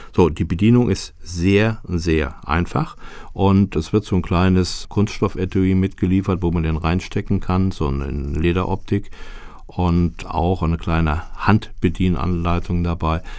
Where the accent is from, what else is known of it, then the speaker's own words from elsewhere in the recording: Germany; als Deutscher